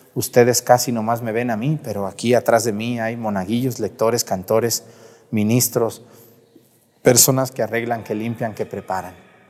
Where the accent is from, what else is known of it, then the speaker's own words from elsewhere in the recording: San Juan de los Lagos, Los Altos de Jalisco, Mexico; la diócesis de San Juan de los Lagos, allá en los altos de Jalisco, de donde soy originario